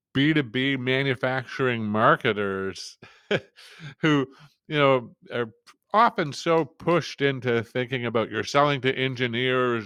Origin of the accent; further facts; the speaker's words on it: Canada; up here in, in Canada, in my part of Canada